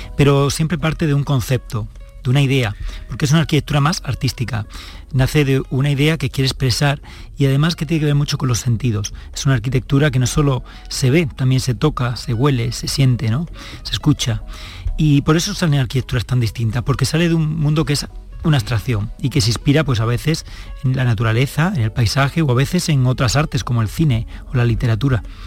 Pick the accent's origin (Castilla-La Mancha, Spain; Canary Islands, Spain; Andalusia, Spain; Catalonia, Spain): Andalusia, Spain; Seville; moved away as an adult; also born or lived in Palma del Río, Córdoba; now in Madrid, Spain; yo me crié en Sevilla, aunque sí de Palma del Río, soy de Córdoba, pero me crié en Sevilla capital